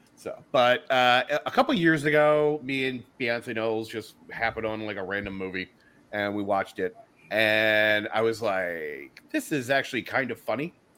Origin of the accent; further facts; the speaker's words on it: Philadelphia, Pennsylvania, United States; I'm from Philly